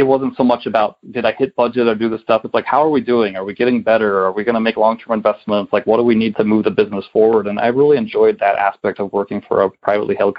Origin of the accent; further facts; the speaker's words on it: the West, United States; moved away; also born or lived in Michigan; I was from the West